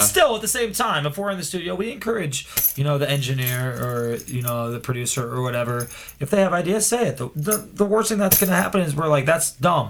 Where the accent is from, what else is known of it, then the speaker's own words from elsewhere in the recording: Cleveland, Ohio, United States; now in Chicago, United States; I'm from Cleveland and moved here